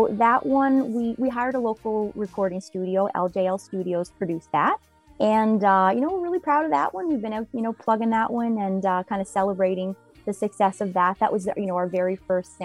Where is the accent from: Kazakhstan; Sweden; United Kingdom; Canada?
Canada; New Waterford, Nova Scotia; also born or lived in Sydney, Nova Scotia; I was born in New Waterford, and I live in Sydney area now